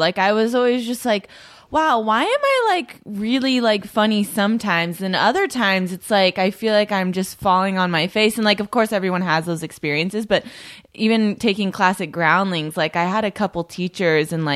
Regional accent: Northern California, United States; also born or lived in San Jose / Livermore / Fremont; now in Los Angeles, United States; I grew up in Northern California

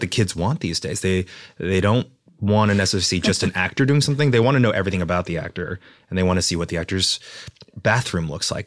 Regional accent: Texas, United States; moved away; I was raised in Texas in a small town

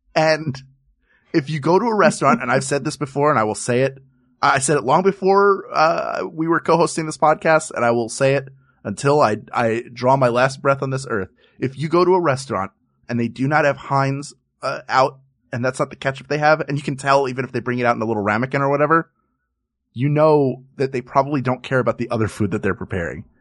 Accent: Philadelphia, Pennsylvania, United States; my hometown of Philadelphia, Pennsylvania

